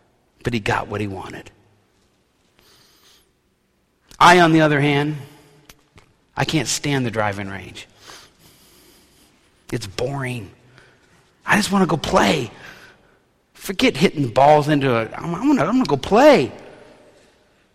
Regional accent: New Orleans, Louisiana, United States; a city kid growing up in New Orleans

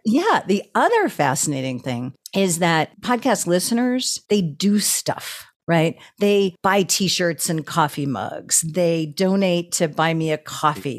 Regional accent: outside of Boston, Massachusetts, United States; moved away as an adult; also born or lived in Austin, Texas; I grew up outside of Boston

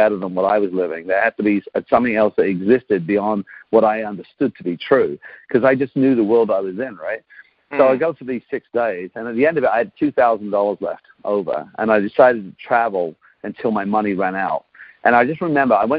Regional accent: England, United Kingdom; moved away as an adult; now in Canada; I grew up in England. I grew up on a council estate

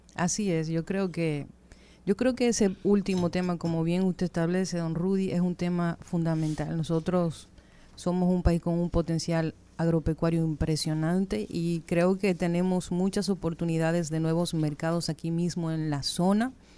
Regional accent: Dominican Republic; nosotros como dominicanos

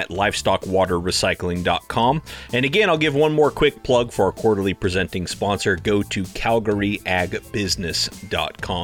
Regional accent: California, United States; now in Idaho, United States; I'm in Idaho. I'm from California.

